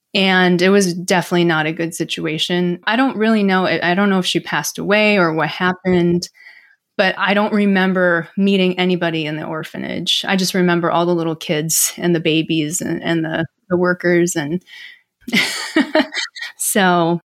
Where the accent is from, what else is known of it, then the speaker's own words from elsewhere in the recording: Milwaukee, Wisconsin, United States; also born or lived in Seoul, South Korea; from Milwaukee, Wisconsin, actually. I grew up in the Midwest.